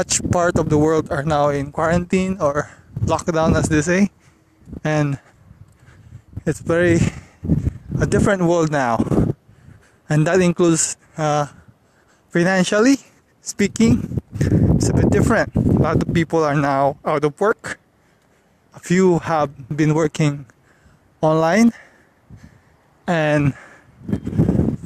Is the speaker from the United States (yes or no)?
no; Philippines; back here where I'm from the Philippines